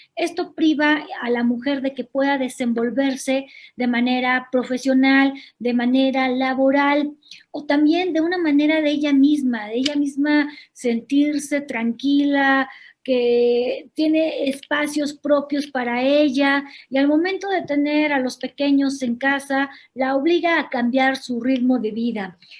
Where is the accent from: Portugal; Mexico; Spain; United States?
Mexico; Guanajuato; yo soy nacida en Guanajuato, Guanajuato, en el año de 1979. Todas mis escuelas las hice en escuelas públicas, egresada de la Universidad de Guanajuato